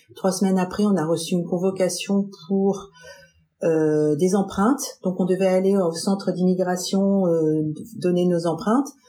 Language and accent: French; France; moved away as an adult; now in United States; je viens de France